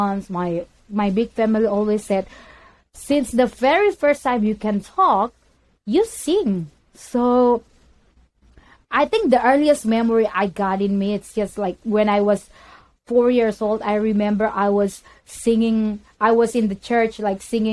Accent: Indonesia; now in United States; I am from Indonesia. Right now, I'm living in USA

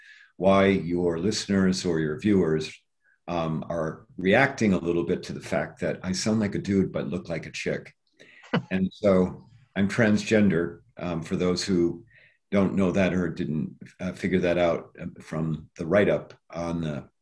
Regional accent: Iowa, United States; moved away; also born or lived in Cedar Rapids; I had this incredibly charmed life growing up in Iowa

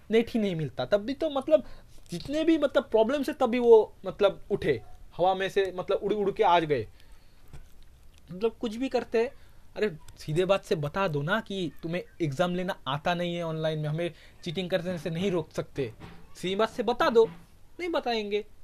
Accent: West Bengal, India; Hindi is a second language; sorry mass कह दिया क्योंकि मैं बंगाली हूँ मैंने मंथ के जगह मास कह दिया

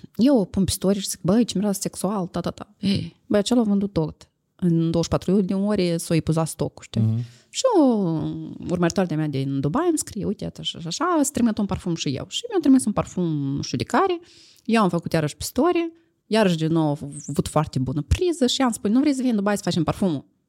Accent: Moldova; eu sunt din Moldova

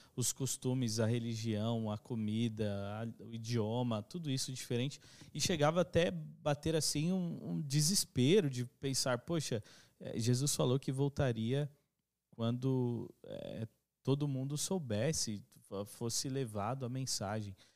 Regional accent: Brazil; todos nós somos brasileiros

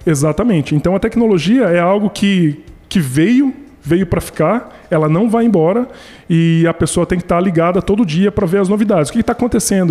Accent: Brazil; eu também sou brasileiro

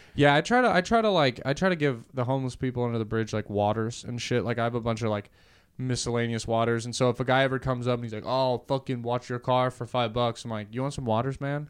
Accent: California, United States; now in Austin, Texas, United States; I'm a Californian that moved here

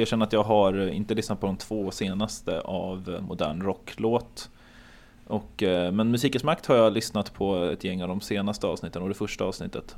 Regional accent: Örebro, Örebro County, Sweden; moved away as an adult; also born or lived in Hamburg; now in Gothenburg, Sweden; jag är uppvuxen i och utanför Örebro och jag är född i Hamburg men flyttade till Sverige när jag var två

